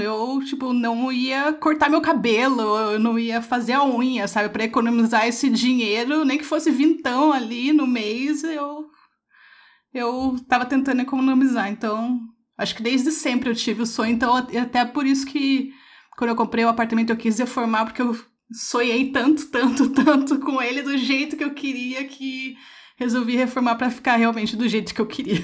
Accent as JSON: {"language": "Portuguese", "town": "Curitiba", "region": "Paraná", "country": "Brazil", "said": "eu sou de Curitiba"}